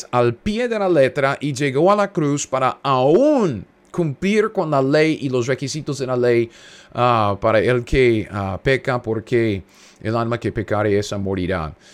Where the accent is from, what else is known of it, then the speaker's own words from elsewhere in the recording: United States; Ah, como, como siempre digo, yo soy un gringo cualquiera, solo leo la Biblia, trato de aprender la Biblia.